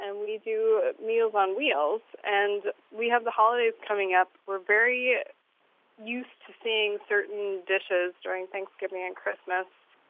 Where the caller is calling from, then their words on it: Bemidji, Minnesota, United States; I'm calling from Bemidji, Minnesota.